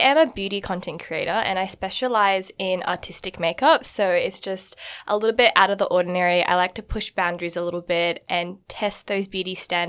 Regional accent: Australia; also born or lived in Connecticut, United States / Singapore; So I'm Indian. I'm 100% Indian. I'm from the north of India. So mm-hmm. I'm Punjabi Indian. And my like religion is like Sikhism. So we're from up north and it's quite interesting for me because I was born and raised in Australia.

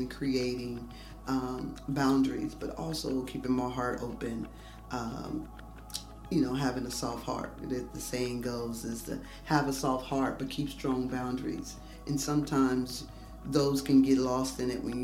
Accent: Dayton, Ohio, United States; homegrown from Dayton, Ohio, 70 miles west of Columbus

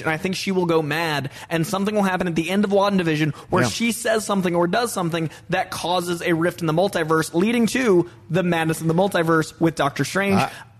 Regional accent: Boston, Massachusetts, United States; And then my hometown boys, Affleck and Damon.

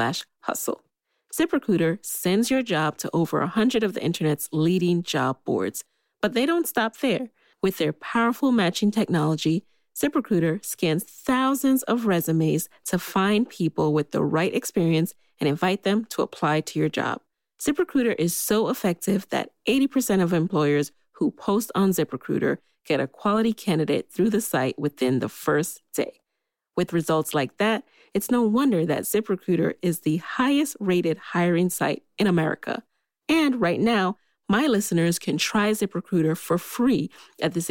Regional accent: New York City, New York, United States; I grew up in the Bronx

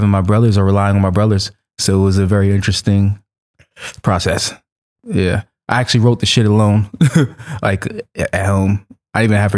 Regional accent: New York City, New York, United States; moved away as an adult; now in Los Angeles, United States; I grew up in Flatbush when I was like 7 years old

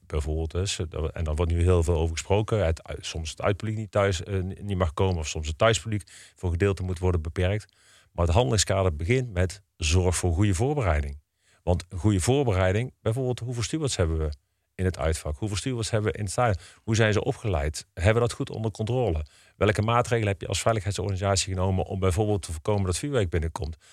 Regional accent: Eindhoven, North Brabant, Netherlands; now in Breda, Netherlands; ik kom uit Eindhoven, ben daar geboren en getogen

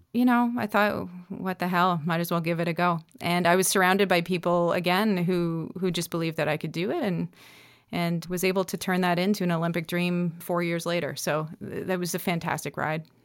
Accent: North Bay, Ontario, Canada; moved away as an adult; now in Nova Scotia, Canada; I was kind of a trouble high school kid growing up in Northern Ontario without too much

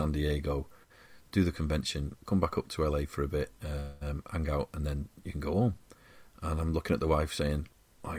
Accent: Wigan, North West England, United Kingdom; I'm a scubber from Wigan

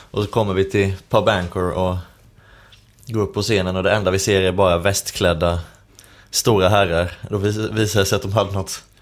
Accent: Skåne, Sweden; det var när jag bodde i Skåne, där jag är född.

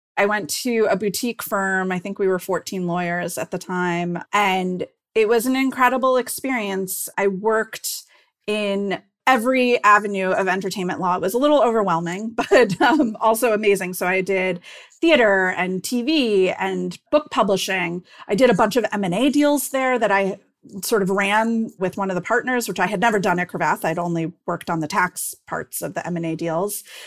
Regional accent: Cleveland, Ohio, United States; moved away as an adult; I grew up in Cleveland, Ohio

